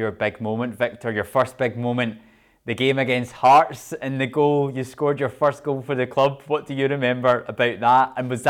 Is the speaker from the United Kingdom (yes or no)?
yes; Glasgow, Scotland, United Kingdom; me as a Scottish person from Glasgow